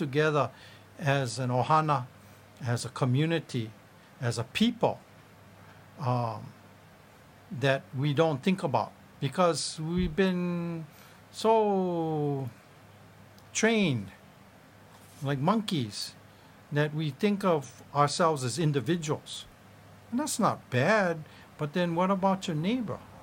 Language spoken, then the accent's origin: English; Hawaii, United States; being Hawaiian